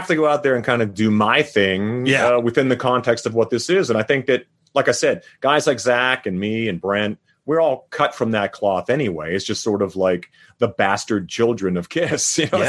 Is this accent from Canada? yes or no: yes; Saskatchewan, Canada; now in Las Vegas, United States; Well, I grew up in Saskatchewan. We never had a national or never had a provincial team.